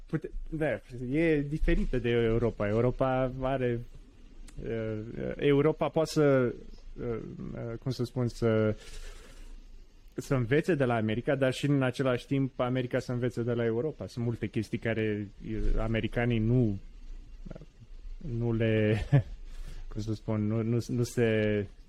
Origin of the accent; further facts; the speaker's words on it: Romania; also born or lived in Washington DC, United States; now in United States; ca români